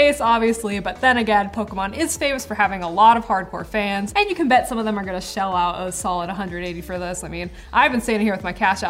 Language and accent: English; United States; I'm American